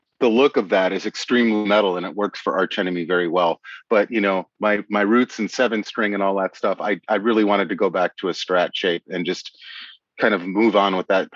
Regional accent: Appleton, Wisconsin, United States; now in Seattle, United States; I'm from Appleton, Wisconsin

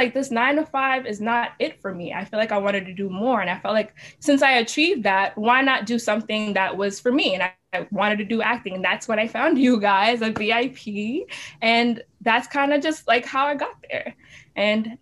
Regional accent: New York City, New York, United States; growing up in Brooklyn and like also going to school here

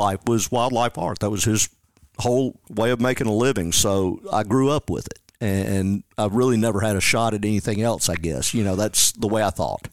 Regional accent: Jackson, Tennessee, United States; also born or lived in Parsons, Tennessee; I'm from Jackson, Tennessee. That, that's my hometown

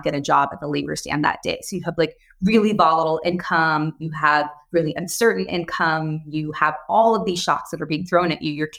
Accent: United States; also born or lived in India; I moved to the U.S. when I was 6

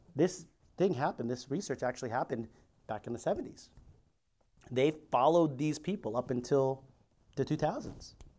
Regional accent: Philippines; I'm Filipino.

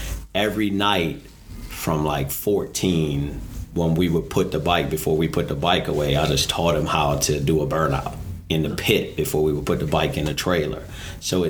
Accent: Washington, District of Columbia, United States; I'm from Washington, D.C. Grew up in Southeast Washington, D.C.

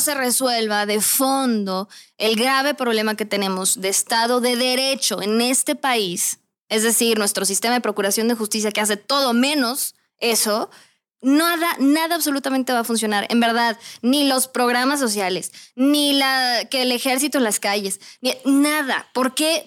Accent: Mexico; soy mexicana

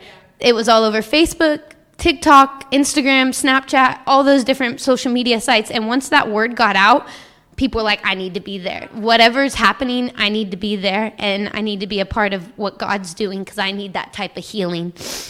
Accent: Washington, United States; moved away as an adult; now in Kentucky, United States; because I moved from Washington to Kentucky to go to school, you know, so, you know, being in a place away from home, you kind of have to make yourself home.

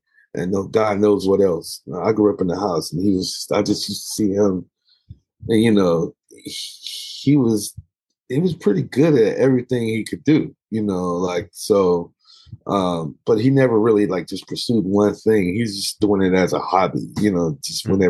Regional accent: Dallas, Texas, United States; we grew up in the Black church and in the southern part of the States, in Texas, in Dallas, Texas

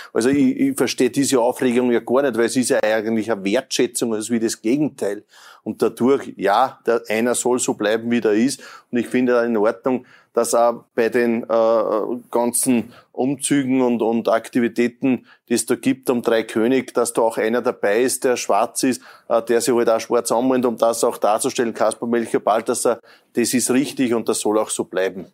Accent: Lower Austria, Austria; bei uns ja. in Niederösterreich

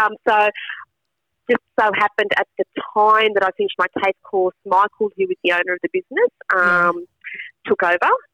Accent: Australia; I was born here in Australia, but very connected to my Italian culture

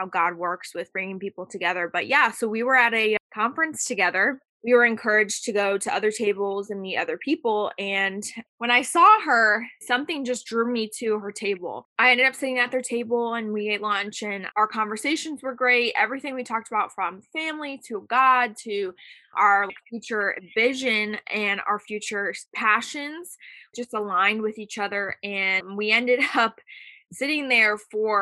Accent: St. Louis, Missouri, United States; moved away as an adult; now in Nashville, United States; I'm originally from St. Louis, Missouri, but I currently live in Nashville, Tennessee

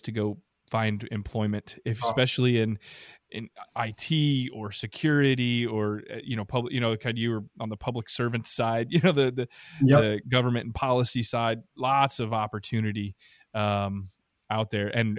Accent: Midwest, United States; moved away as an adult; also born or lived in Washington DC area; being a Midwesterner by birth

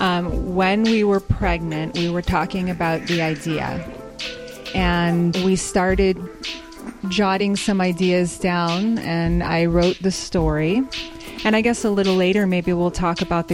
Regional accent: El Paso, Texas, United States; I am a local El Pasoan

